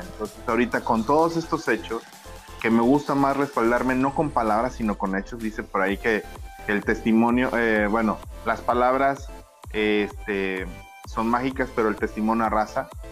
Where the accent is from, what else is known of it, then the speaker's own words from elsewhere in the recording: Ébano, San Luis Potosí, Mexico; soy eh, un humilde servidor en México, en, la, en, en, en Ébano San Luis Potosí, orgullosamente potosino